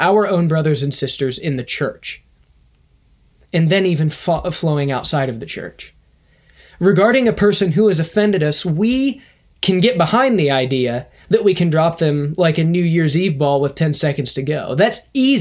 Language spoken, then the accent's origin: English; United States